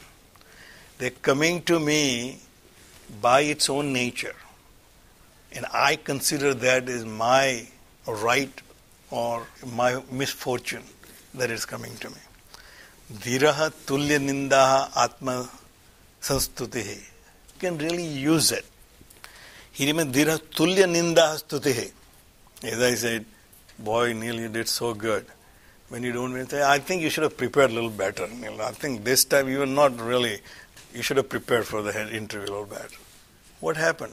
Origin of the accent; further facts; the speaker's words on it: India; moved away; I grew up in India